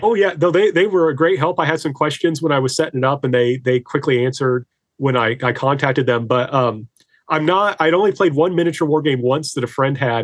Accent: Indiana, United States; now in Greenwood, United States; I'm originally from Indiana, but I now teach at Lander University in Greenwood, South Carolina

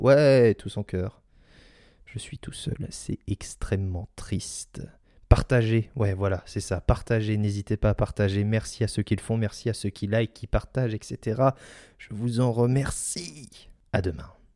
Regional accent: Saint-Malo, Brittany, France; pas loin de mes terres natales parce que je suis né à Saint-Malo

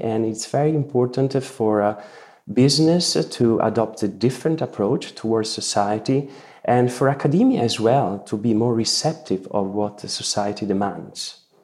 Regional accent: Italy; the Renaissance values I grew up with here in Italy

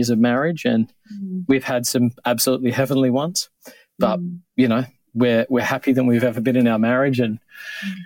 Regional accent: Australia; moved away as an adult; now in New York, United States; I grew up in Australia

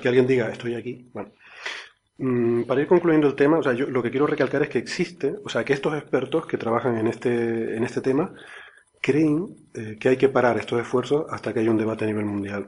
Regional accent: Canary Islands, Spain; los, los, canarios decimos Ceres

